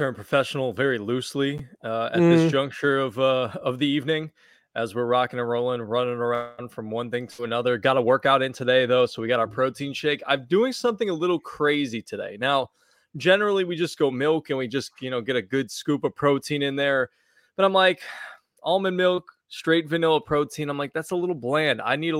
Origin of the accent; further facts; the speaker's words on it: Connecticut, United States; I didn't grow up in New York. I grew up New York adjacent. I grew up near New York. I grew up in earshot of WFAN.